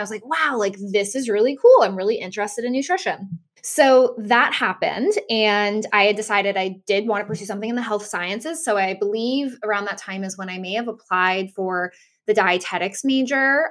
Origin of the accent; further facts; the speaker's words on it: Boston area, Massachusetts, United States; I live in the Boston area with my family